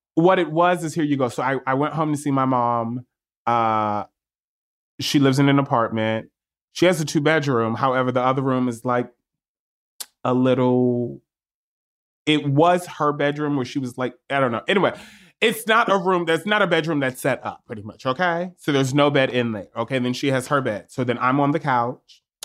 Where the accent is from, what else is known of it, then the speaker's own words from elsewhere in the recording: New York, United States; I'm a New Yorker too